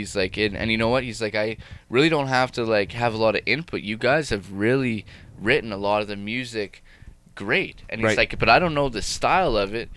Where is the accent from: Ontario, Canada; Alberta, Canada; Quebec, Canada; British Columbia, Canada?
Alberta, Canada; Medicine Hat; I'm from Medicine Hat, Alberta